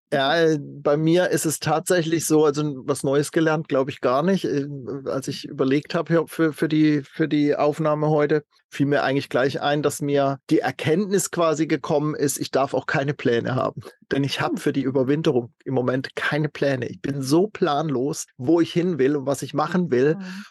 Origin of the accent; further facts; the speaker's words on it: Baden-Württemberg, Germany; moved away as an adult; in meiner Heimatstadt in, in Süddeutschland